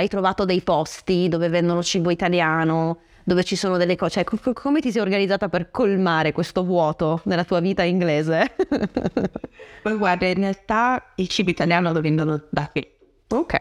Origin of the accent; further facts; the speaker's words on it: Francavilla, Italy; venendo da un paesino, perché il mio paesino, Francavilla, non è un paesone, è un paesino